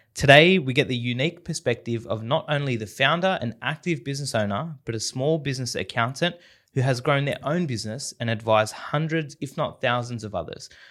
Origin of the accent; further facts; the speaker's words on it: Sydney, New South Wales, Australia; the Western Sydney upbringing